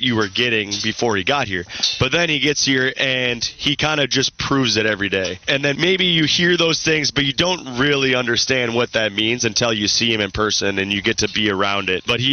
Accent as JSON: {"language": "English", "region": "Minnesota", "country": "United States", "tie": "born or raised there", "moved": "as an adult", "said": "I'm born and raised in Minnesota."}